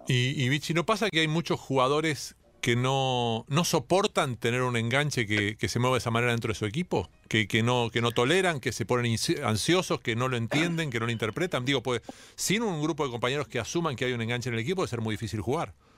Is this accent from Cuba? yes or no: no; Argentina; los argentinos a veces creamos que estamos, que somos este, claramente un, apéndice europeo